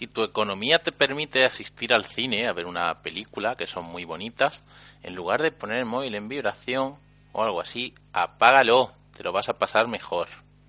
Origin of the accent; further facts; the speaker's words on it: Catalonia, Spain; also born or lived in Andalusia; Yo soy andaluz nacido en Cataluña